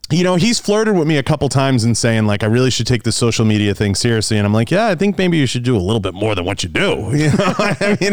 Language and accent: English; Boston, Massachusetts, United States; moved away; I, I grew up in Boston and, uh, and, and grew up in the city.